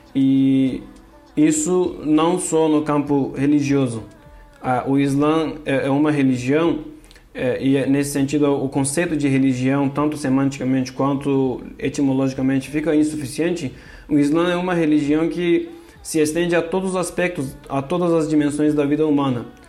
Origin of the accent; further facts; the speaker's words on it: Turkey; Portuguese is a second language; moved away as an adult; now in São Paulo, Brazil; eu sou da Turquia, de origem curda